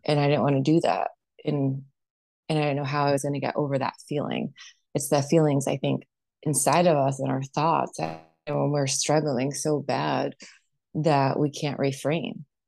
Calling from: Connecticut, United States; I'm calling in from Connecticut on the East Coast here

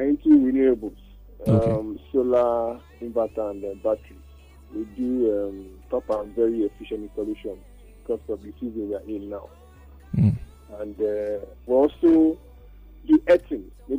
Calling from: Lagos, Nigeria; I'm calling from Lekki.

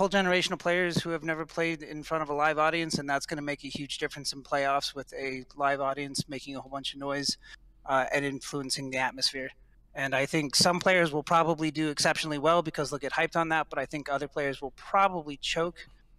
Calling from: North Dakota, United States; I'm calling from North Dakota at the moment.

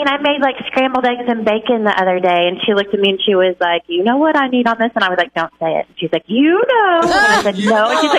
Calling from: Lowell, United States; I'm calling from Lowell.

